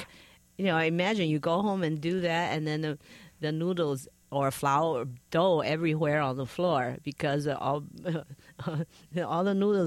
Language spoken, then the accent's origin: English; Taipei, Taiwan; when I was growing up in Taipei, my parents would take me to this la mian restaurant